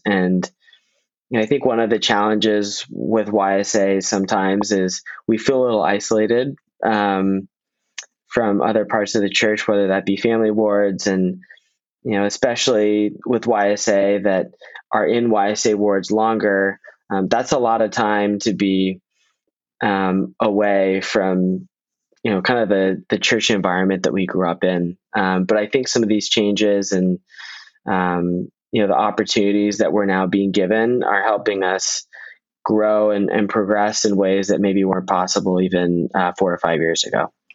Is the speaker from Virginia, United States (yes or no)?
yes; Northern Virginia, United States; I'm a local. I'm from Northern Virginia